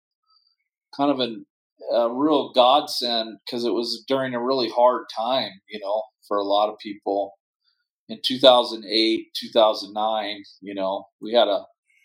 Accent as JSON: {"language": "English", "town": "Portland", "region": "Oregon", "country": "United States", "tie": "born or raised there", "also_born_or_lived": "Frankfurt, Germany / Sandy, Oregon", "said": "I grew up in Portland, and now I live just outside of Portland in a ski town called Sandy, Oregon."}